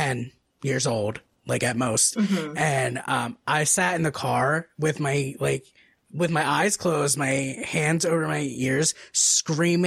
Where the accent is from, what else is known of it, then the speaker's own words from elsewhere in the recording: New Jersey, United States; I'm from New Jersey.